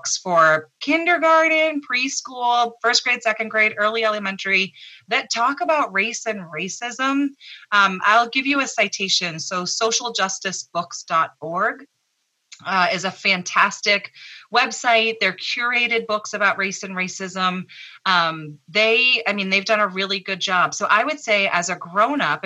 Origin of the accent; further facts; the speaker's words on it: Massachusetts, United States; I grew up here in Massachusetts